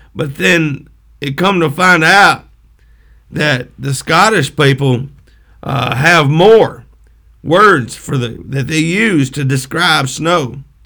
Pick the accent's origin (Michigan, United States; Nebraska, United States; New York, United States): Michigan, United States; Pontiac; I was born in Pontiac, Michigan